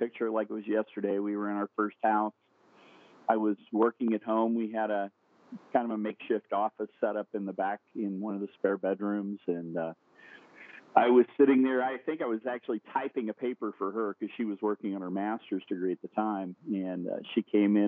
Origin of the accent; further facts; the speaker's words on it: Indianapolis, Indiana, United States; I'm from Indianapolis, Indiana. I am born and raised in a small town on the north side